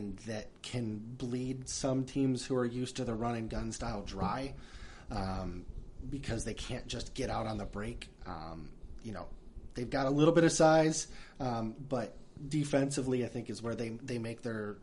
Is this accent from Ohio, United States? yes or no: yes; Northwest Ohio, United States; I'm from Northwest Ohio, so Northwest Ohio doesn't start until you get at least to Lima